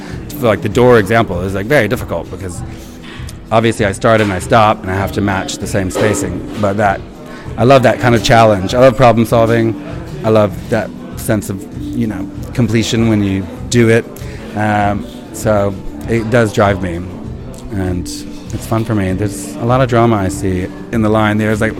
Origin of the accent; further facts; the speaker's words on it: Alabama, United States; I've done it with a lawnmower because I grew up in Alabama, so I knew how to cut grass. I used to talk a lot different.